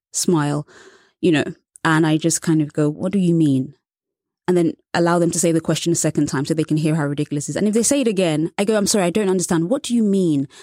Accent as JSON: {"language": "English", "region": "England", "country": "United Kingdom", "tie": "born or raised there", "said": "I was born and raised in England"}